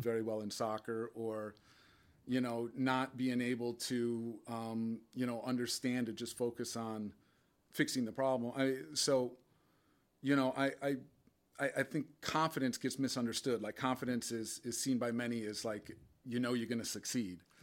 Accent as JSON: {"language": "English", "town": "Westport", "region": "Connecticut", "country": "United States", "tie": "born or raised there", "also_born_or_lived": "Chicago / West Portland", "said": "growing up in Westport"}